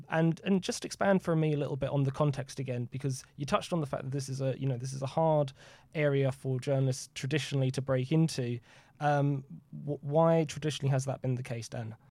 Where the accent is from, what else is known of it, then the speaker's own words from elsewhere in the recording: United Kingdom; as a British journalist